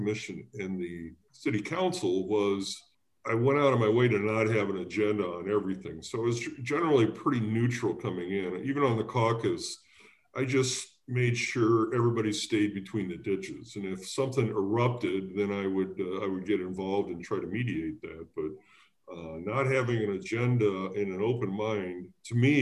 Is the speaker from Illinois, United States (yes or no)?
yes; Decatur, Illinois, United States; moved away as an adult; also born or lived in West Lafayette, Indiana / Chicago; now in Lake Forest, United States; I grew up in Central Illinois in Decatur